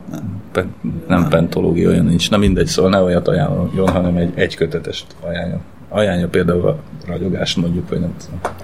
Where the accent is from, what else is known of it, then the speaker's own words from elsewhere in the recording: Transcarpathia, Zakarpattia Oblast, Ukraine; now in Hungary; Magyarországra költöztem Kárpátaljáról, és elhagytam úgymond a szülőföldemet